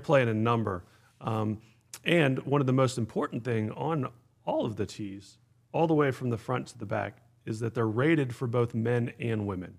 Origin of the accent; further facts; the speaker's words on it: Pittsburgh, Pennsylvania, United States; also born or lived in Atlanta; now in Pinehurst, United States; I grew up in the Northeast in Pittsburgh